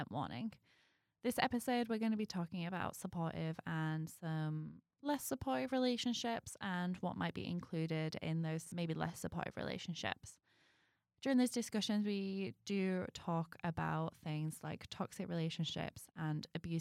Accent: York, Yorkshire and the Humber, United Kingdom; moved away; My hometown, York, has a lot of old stuff.

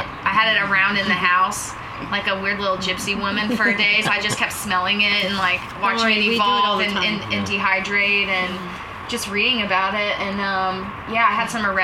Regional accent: Lafayette, Louisiana, United States; also born or lived in Baton Rouge, Louisiana; I'm originally from Lafayette, Louisiana and Baton Rouge

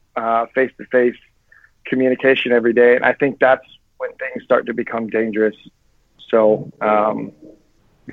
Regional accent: Florida, United States; I was born and raised in Florida

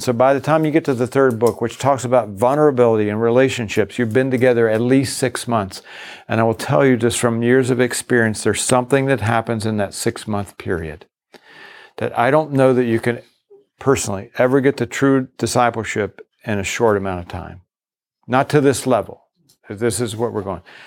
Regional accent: Virginia, United States; moved away; also born or lived in Boston; I grew up in the South. I grew up in Virginia.

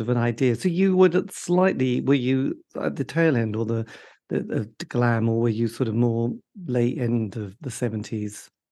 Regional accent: borders of Norfolk and Suffolk, East of England, United Kingdom; grew up, you know, on the borders of Norfolk and Suffolk

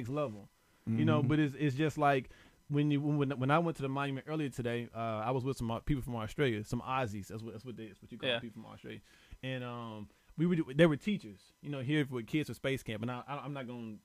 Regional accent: the South, United States; I'm from the South

